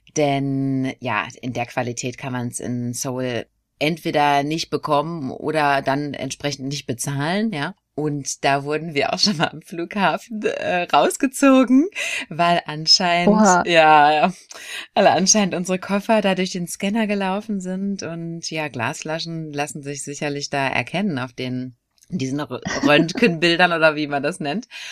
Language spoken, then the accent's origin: German; Dortmund, North Rhine-Westphalia, Germany; moved away as an adult; now in South Korea; in Dortmund, wo ich herkomme